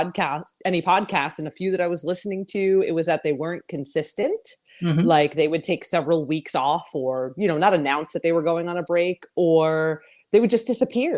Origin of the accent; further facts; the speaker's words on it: New York, United States; moved away as an adult; now in Atlanta, United States; I'm originally from New York